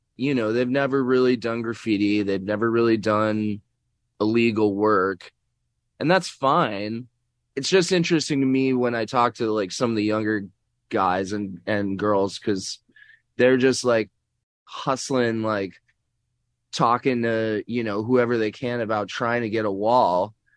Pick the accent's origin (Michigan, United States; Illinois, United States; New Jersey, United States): Illinois, United States; Chicago; I grew up in Chicago